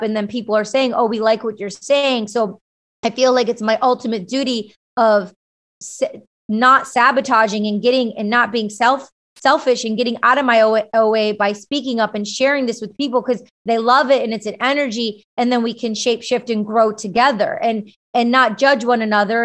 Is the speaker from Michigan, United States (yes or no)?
yes; Michigan, United States; I grew up in Michigan with a big Greek family